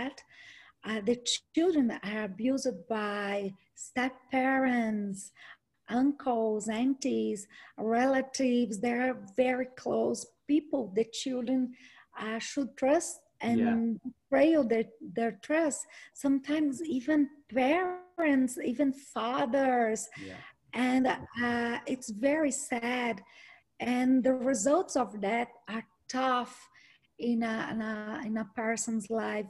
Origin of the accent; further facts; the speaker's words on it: Brazil; first language Portuguese; English is a second language; I'm from Brazil